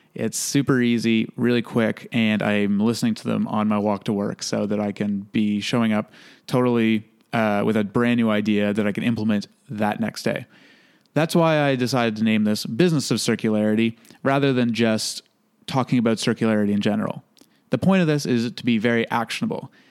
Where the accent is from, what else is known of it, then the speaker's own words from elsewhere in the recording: Toronto, Ontario, Canada; I was born originally in Toronto. So, growing up in a big city taught me a lot of things